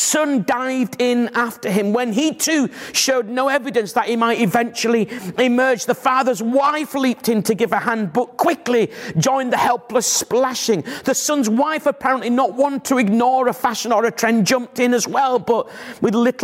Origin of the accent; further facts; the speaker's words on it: Bradford, Yorkshire and the Humber, United Kingdom; moved away; I'm from Bradford originally